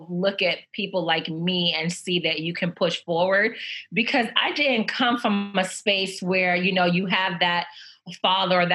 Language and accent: English; New York City, New York, United States; also born or lived in Nigeria; I am from Nigeria. I was born there. We migrated over here when I was at the age of 6. And we moved right into New York, moved to the Bronx. So I'm a Bronx girl. And we lived in the Bronx my entire childhood